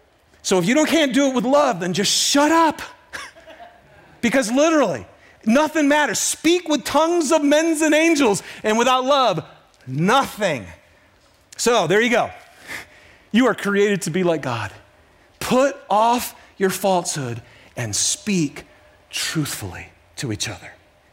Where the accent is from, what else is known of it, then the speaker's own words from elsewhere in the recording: Detroit, Michigan, United States; This is Detroit, by the way, my hometown.